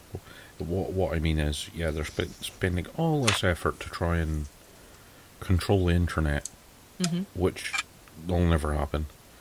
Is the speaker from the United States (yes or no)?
no; Scotland, United Kingdom; Well, I'm Scottish